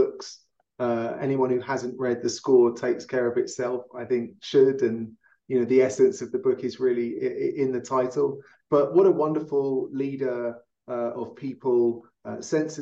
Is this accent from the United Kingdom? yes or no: yes; London, United Kingdom; now in Denver, United States; a Londoner living in Denver